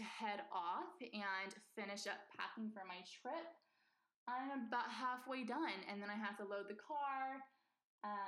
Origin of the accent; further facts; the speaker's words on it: Northern California, United States; I am from Northern California